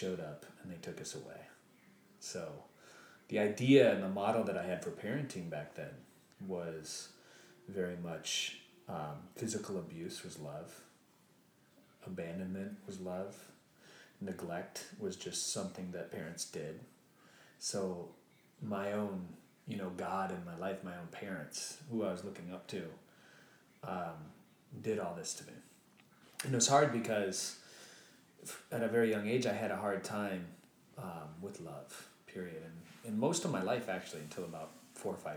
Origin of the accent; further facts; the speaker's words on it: Lake City, Michigan, United States; I was 1 out of 3 people that have ever gone to college from my hometown up until that point, Lake City, Michigan